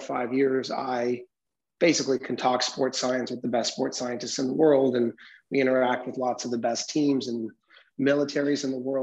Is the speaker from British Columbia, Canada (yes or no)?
yes; Vancouver, British Columbia, Canada; I am born and raised in Vancouver, Canada